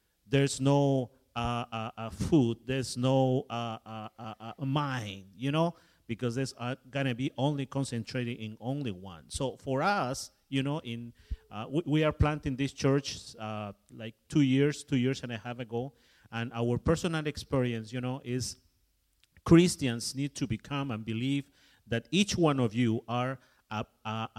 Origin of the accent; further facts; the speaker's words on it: Mexico; moved away; My background, of course, is I am from Mexico, but my background is as an English. My grandfather coming to Mexico from England.